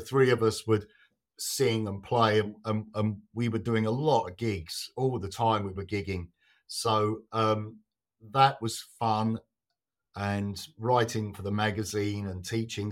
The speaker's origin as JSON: {"language": "English", "area": "Kent", "region": "South East England", "country": "United Kingdom", "tie": "born or raised there", "also_born_or_lived": "London"}